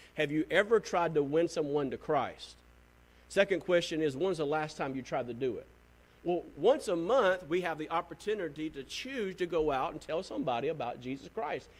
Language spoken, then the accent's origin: English; the South, United States; I'm from the South